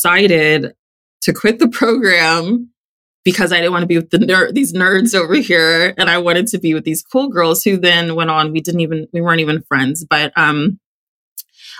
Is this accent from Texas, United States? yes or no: yes; Texas, United States; I grew up in Texas